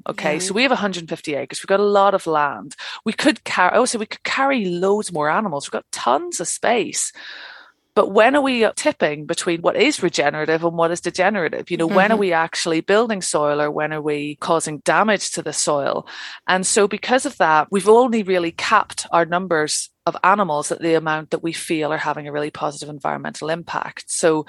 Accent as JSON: {"language": "English", "country": "Ireland", "said": "as I say, I'm from Ireland, I like to talk."}